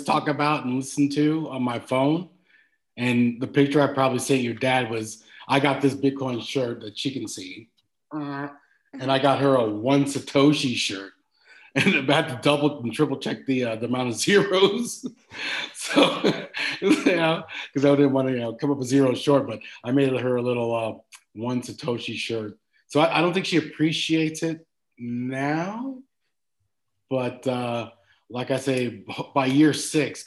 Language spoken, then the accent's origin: English; San Diego, California, United States; moved away as an adult; also born or lived in Los Angeles; now in Sydney, Australia; Just grew up in Southern California, San Diego